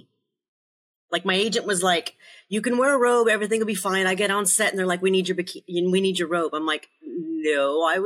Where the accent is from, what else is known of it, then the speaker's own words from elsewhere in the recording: Denver, Colorado, United States; moved away; also born or lived in Chile / Bay Area, California / New York / Los Angeles; I spent most of my growing up in Colorado, in Denver